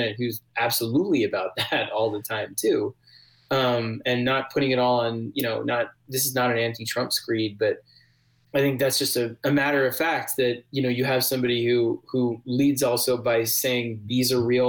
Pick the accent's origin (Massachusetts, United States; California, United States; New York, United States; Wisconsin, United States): New York, United States; New York City; I grew up in New York City